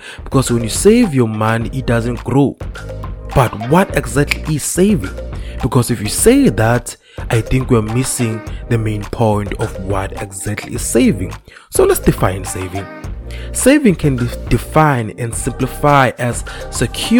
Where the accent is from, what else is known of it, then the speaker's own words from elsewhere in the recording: South Africa; young people in South Africa